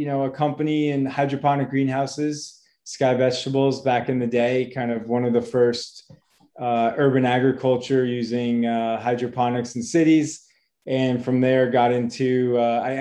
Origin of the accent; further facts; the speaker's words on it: Boston, Massachusetts, United States; moved away; also born or lived in Wisconsin; I am from the United States, originally from Boston